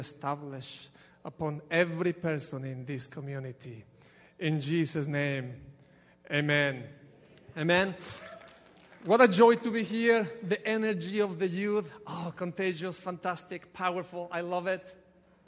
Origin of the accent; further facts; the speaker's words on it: Ecuador; now in United States; from Ecuador, there is nothing that I can do with this accent.